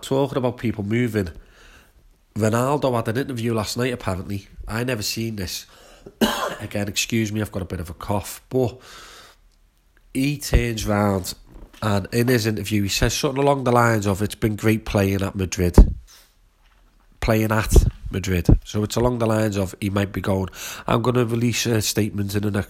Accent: Shrewsbury, West Midlands, United Kingdom; My hometown team, Shrewsbury Town

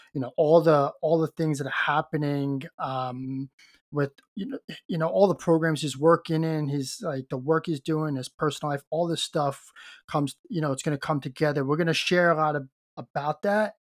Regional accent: New York City, New York, United States; moved away as an adult; now in Toronto, Canada; I grew up in Brooklyn

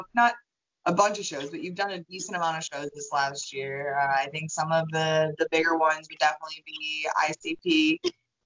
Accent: Buffalo, New York, United States; growing up in Buffalo, New York

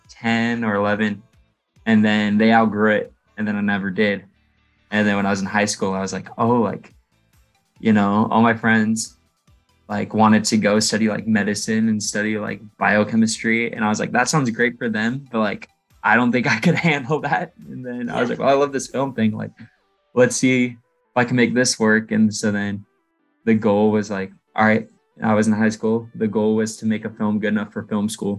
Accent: Seattle, Washington, United States; moved away as an adult; now in Southern California, United States; I grew up in Seattle.

